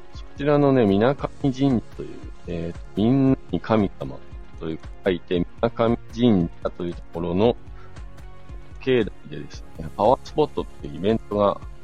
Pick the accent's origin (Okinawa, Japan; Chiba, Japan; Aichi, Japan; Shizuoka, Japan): Shizuoka, Japan; now in Hakuba, Japan; 地元が静岡県なんですけど